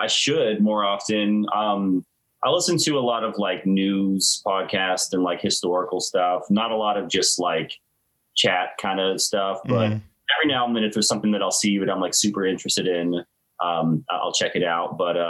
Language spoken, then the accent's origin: English; Tallahassee, Florida, United States; Yeah, Tallahassee my whole life. Yep.